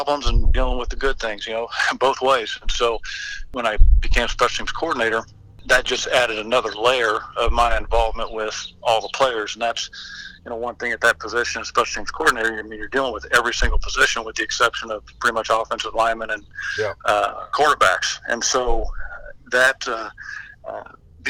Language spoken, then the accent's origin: English; Texas, United States; also born or lived in Anaheim, California / Mission Viejo, California / Denton, Texas / Greenville, Texas; I grew up in down in Texas. We moved from Denton, Texas to Greenville.